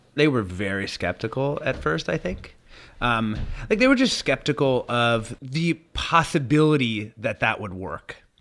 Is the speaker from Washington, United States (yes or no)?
yes; Southern Washington State, United States; when I was growing up in Southern Washington State